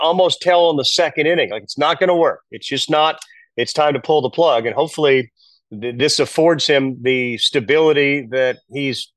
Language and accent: English; Boston, Massachusetts, United States; Growing up in Boston